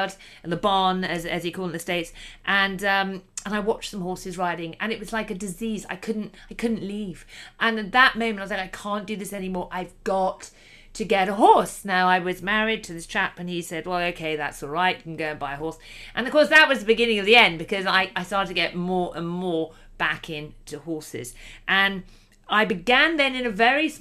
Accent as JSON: {"language": "English", "country": "United Kingdom", "said": "I'm from the United Kingdom. I live just about an hour and a half outside of London."}